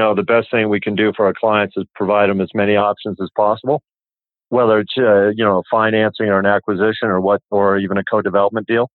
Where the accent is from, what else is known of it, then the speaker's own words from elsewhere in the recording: Colorado, United States; I'm from Colorado originally